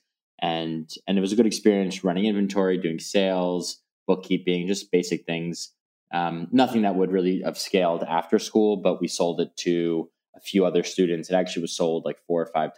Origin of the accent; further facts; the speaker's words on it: New York City, New York, United States; being fortunate enough to grow up in the city